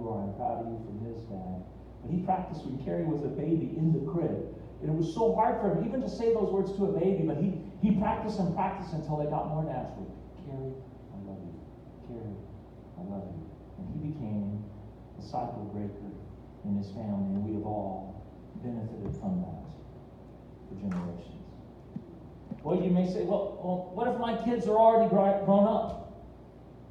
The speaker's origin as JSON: {"language": "English", "town": "Fillmore", "country": "United States", "tie": "born or raised there", "moved": "yes", "said": "I went back to my hometown of Fillmore"}